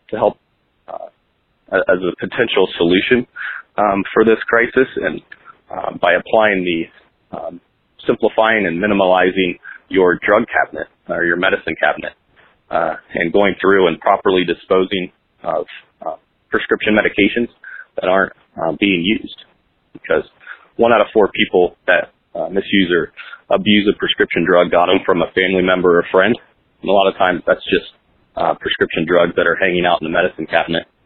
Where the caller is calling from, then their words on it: Columbus, Ohio, United States; I'm calling from Columbus, Ohio